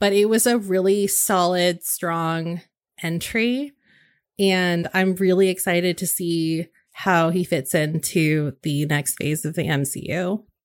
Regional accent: West Coast, United States; I grew up on the West Coast, and so we were three hours behind

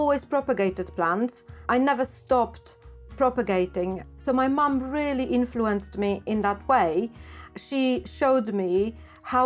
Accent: Poland; moved away; I grew up in Poland

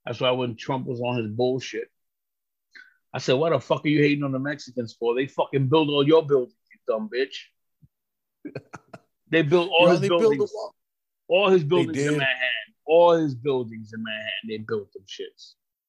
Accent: Puerto Rico; So, I'm from Puerto Rico. Big fucking whoop-de-doo. I can't vote for the president. I could only vote for that fucking politician that we have in Puerto Rico

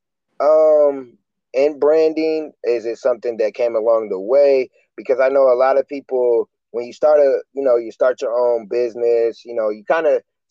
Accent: Michigan City, Indiana, United States; I'm from Michigan City, Indiana, small town

